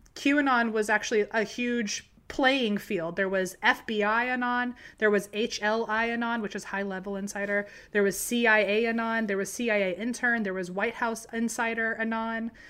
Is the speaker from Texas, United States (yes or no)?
no; near Charlottesville, Virginia, United States; Charlottesville isn't too far from my hometown.